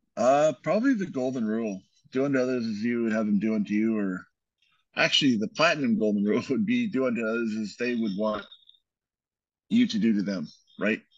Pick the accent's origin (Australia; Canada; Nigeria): Canada; now in United States; we're both Canadian